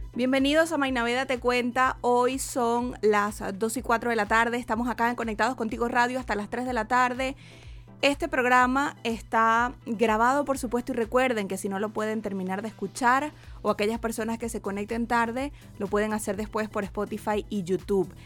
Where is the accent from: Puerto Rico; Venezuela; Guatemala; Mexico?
Venezuela; now in Chile; nosotros como comunidad venezolana acá